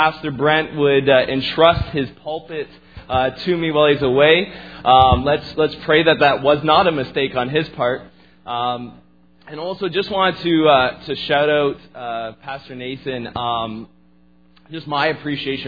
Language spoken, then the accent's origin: English; Fonthill, Ontario, Canada; moved away as an adult; also born or lived in Lake Point; I actually grew up just outside of Niagara Falls area in a small town called Font Hill